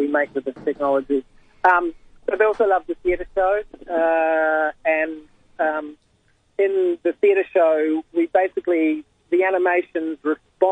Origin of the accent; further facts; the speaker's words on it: New Zealand; now in Australia; me being originally a New Zealander